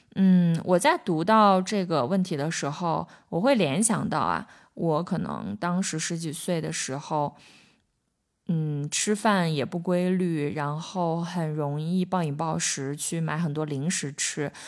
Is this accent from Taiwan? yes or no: no; China; 我们中国人吃饭可能就会觉得吃饭是一件很重要的事情